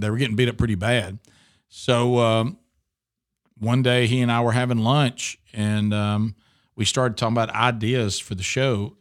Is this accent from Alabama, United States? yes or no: yes; Oxford, Alabama, United States; now in Birmingham, United States; we moved to Oxford, Alabama, beautiful uh, place between uh, Birmingham and Atlanta, and grew up there from six years old to the time I left for college.